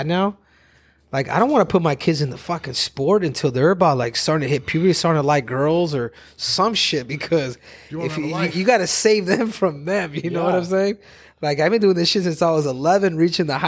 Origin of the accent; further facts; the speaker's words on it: Phoenix, Arizona, United States; I grew up here in Phoenix. So I grew up in Maryville